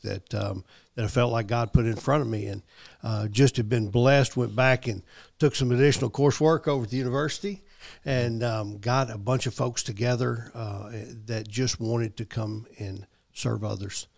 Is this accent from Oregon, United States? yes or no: no; Memphis, Tennessee, United States; moved away as an adult; now in Murfreesboro, United States; I'm from Memphis originally, but I've been here in Murfreesboro for, gosh, a little over thirty years now